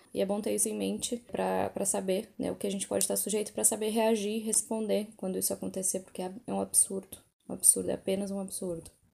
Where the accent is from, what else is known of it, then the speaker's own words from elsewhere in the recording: Brazil; now in London, United Kingdom; eu sou brasileira